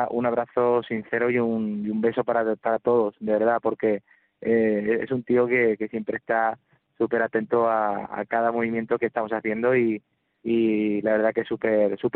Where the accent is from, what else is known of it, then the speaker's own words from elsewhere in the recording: Córdoba, Andalusia, Spain; La verdad que estoy muy contento del recibimiento de, mi tierra, de mi gente. Eh, de aquí le mando un abrazo y un beso enorme a todas las personas que estuvieron conmigo, a toda Córdoba.